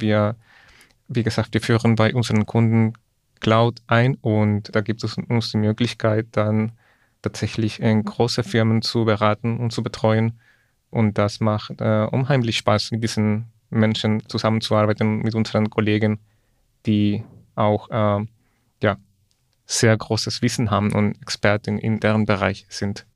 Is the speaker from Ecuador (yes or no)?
yes; Ecuador; moved away; ich komme ursprünglich aus Ecuador